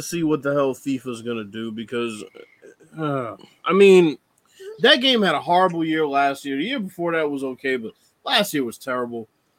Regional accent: Chicago, Illinois, United States; I'm from Chicago.

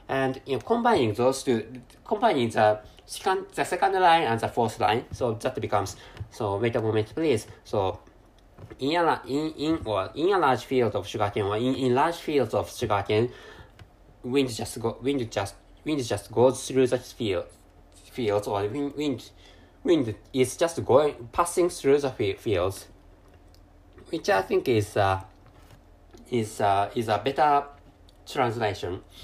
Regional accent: Japan; first language Japanese; English is a second language; I'm a Japan Japanese person, and my mother tongue is Jap- Japanese.

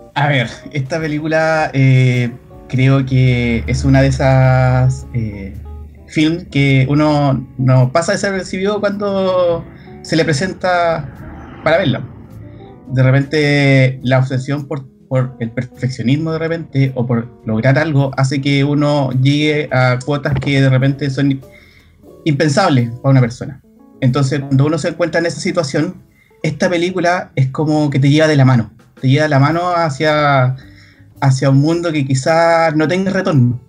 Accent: Chile; como buen chileno

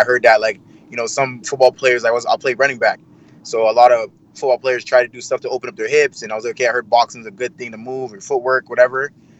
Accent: Montreal, Quebec, Canada; I'm not a Quebec. Well, I was born here. I was born in Montreal, Quebec.

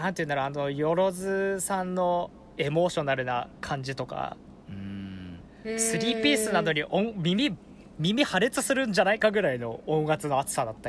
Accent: Fukushima, Japan; born or raised there

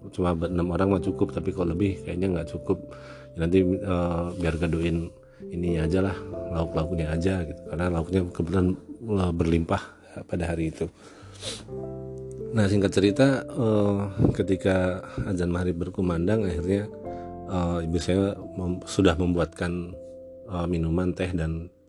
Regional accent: Temanggung, Central Java, Indonesia; Dan terjadi di kampung halaman saya, tepatnya di rumah orang tua saya di daerah Temanggung sana.

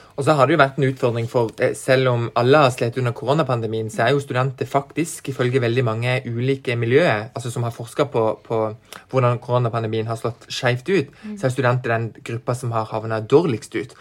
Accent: Farsund, Agder, Norway; now in Kristiansand, Norway; Jeg kommer fra Farsund, mm. men jeg bor i Kristiansand

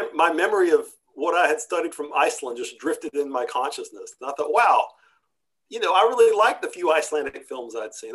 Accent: Texarkana, Texas, United States; moved away as an adult; also born or lived in Turkey; downtown texarkana my hometown

